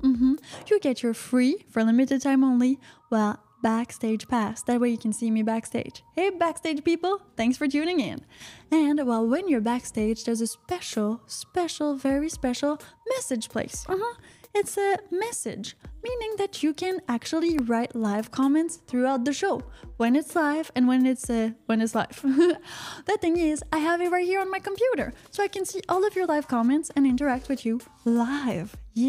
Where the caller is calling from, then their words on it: United States; And well, Piper, I'm calling from the United States.